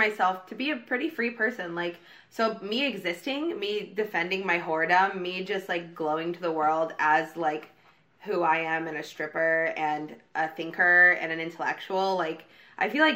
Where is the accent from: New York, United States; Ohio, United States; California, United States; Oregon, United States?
Oregon, United States; now in Los Angeles, United States; I'm from like a small, very religious, very conservative town in Oregon. And a lot of people I grew up with are Republican